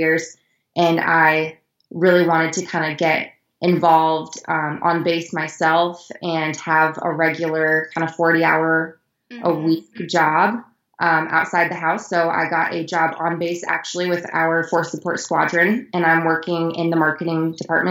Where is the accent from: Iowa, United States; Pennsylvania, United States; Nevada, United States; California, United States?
Iowa, United States; moved away as an adult; also born or lived in Colorado; I am originally from Iowa. I was born and raised there